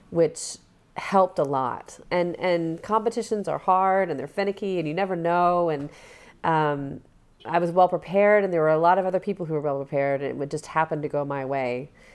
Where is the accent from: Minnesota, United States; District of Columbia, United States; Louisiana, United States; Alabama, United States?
Alabama, United States; moved away as an adult; I'm from Alabama